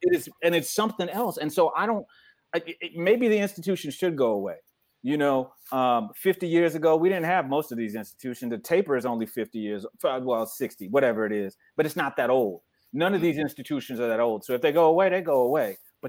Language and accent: English; New Jersey, United States; growing up in New Jersey, having Jamaican parents.